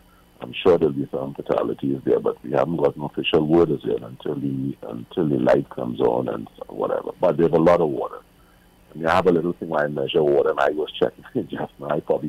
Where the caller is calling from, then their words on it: Orlando, Florida, United States; I'm calling from Orlando.